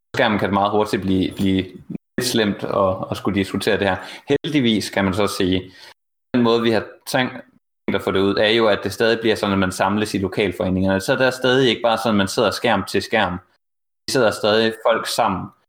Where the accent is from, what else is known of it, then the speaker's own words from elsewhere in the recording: Jutland, Denmark; also born or lived in Horsens; jeg er jo selv fra Jylland